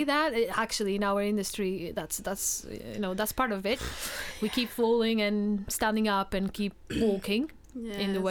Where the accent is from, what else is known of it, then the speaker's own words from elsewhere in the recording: Portugal; moved away; I am originally from Portugal